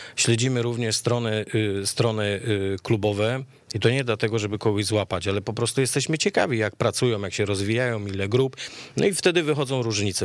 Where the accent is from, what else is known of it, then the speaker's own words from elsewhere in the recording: Lesser Poland, Poland; ja jestem z Małopolski